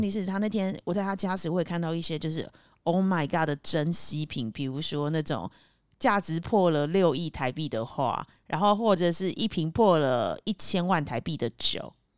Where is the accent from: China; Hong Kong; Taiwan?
Taiwan; moved away; also born or lived in United Kingdom / Cambodia; 因为我以前小时候在台湾的时候